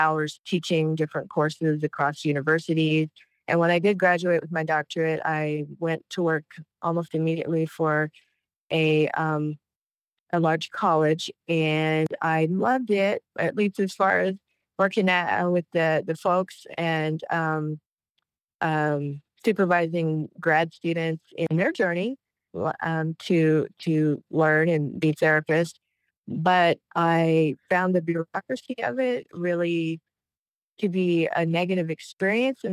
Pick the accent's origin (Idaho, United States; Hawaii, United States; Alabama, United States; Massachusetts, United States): Idaho, United States; moved away; also born or lived in Flagstaff, Arizona; I was born and raised in the Pacific Northwest in Idaho